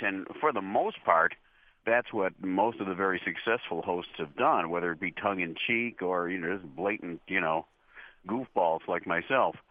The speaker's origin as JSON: {"language": "English", "town": "Chicago", "region": "Illinois", "country": "United States", "tie": "born or raised there", "also_born_or_lived": "Morton Grove / Niles", "said": "I've pretty much spent my whole life here in Chicago, my whole life, and even my whole career uh, I, I was born in Chicago, and about four years after that, we moved to some suburbs of Chicago"}